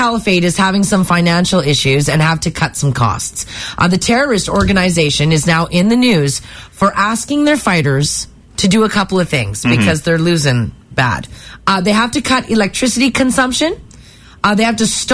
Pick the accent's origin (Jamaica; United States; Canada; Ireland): Canada; Calgary, Alberta; We had sweet paved alleys when I was growing up in Calgary